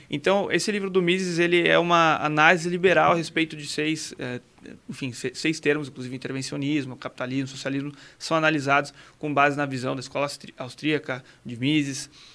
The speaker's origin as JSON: {"language": "Portuguese", "town": "Santana de Parnaíba", "region": "São Paulo", "country": "Brazil", "tie": "born or raised there", "said": "eu sou de Santander de Panaíba, nascido e criado, sou vereador lá hoje"}